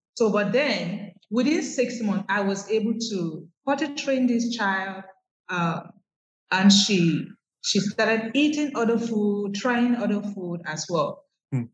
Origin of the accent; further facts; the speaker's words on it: Nigeria; moved away as an adult; now in Accra, Ghana; I'm from Nigeria, mm. but I'm currently based in Ghana, that's Accra, Ghana.